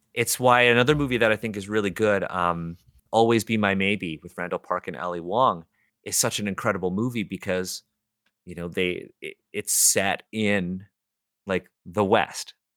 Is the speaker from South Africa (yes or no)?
no; Toronto, Ontario, Canada; I'm born and raised in Toronto